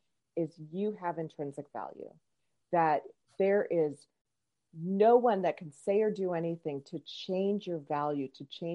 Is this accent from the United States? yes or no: yes; Omaha, Nebraska, United States; I'm from Omaha, Nebraska. That's where I live